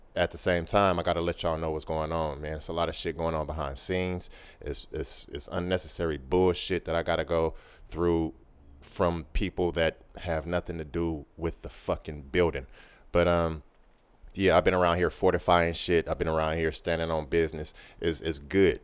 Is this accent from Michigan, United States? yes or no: no; Oakland, California, United States; I'm from the town. I'm from Oakland. I'm from East Oakland, California, born and raised